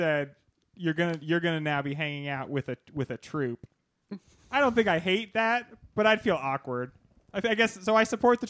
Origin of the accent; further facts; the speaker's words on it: California, United States; we're from California.